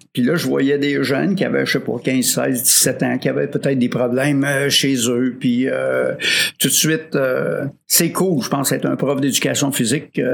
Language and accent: French; Rosemère, Quebec, Canada; also born or lived in Baie-Comeau; je viens de Rosemère, Sainte-Thérèse